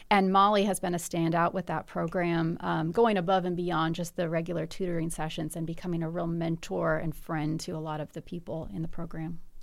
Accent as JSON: {"language": "English", "town": "Bloomington", "region": "Indiana", "country": "United States", "said": "I, I'm from Bloomington"}